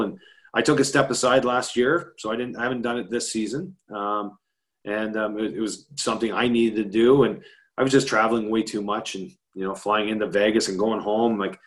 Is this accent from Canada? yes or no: yes; Canada; I'm Canadian